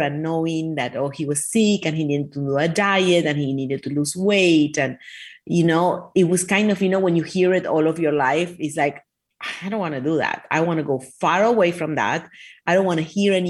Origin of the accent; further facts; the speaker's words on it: Argentina; now in Miami Beach, United States; I was raised in Argentina.